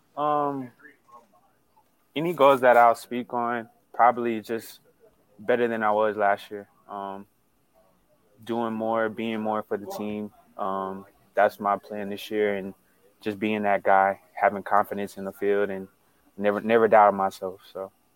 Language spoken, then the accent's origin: English; Texas, United States; moved away as an adult; now in San Diego, United States; I'm from Texas